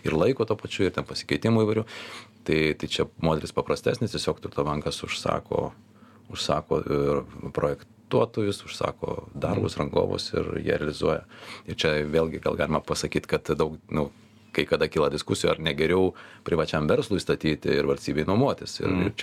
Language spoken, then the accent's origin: Lithuanian; Lithuania; aš būdamas lietuvis šitos valstybės pilietis